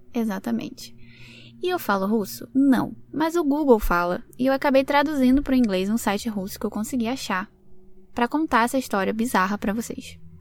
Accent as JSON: {"language": "Portuguese", "region": "Rio de Janeiro", "country": "Brazil", "moved": "yes", "lives_now": "Lisbon, Portugal", "said": "eu sou do Rio de Janeiro, mas eu vivo em Lisboa, Portugal"}